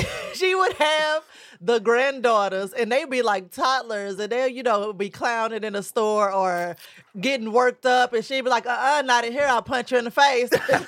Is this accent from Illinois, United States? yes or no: yes; Belleville, Illinois, United States; in Belle Vegas, Illinois.